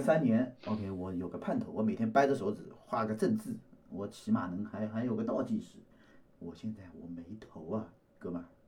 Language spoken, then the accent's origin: Chinese; Shanghai, China; 作为一个上海人